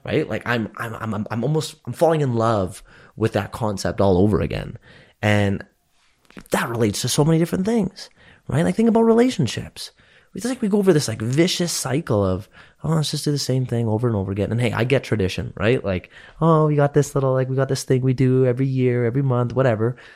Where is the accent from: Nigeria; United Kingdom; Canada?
Canada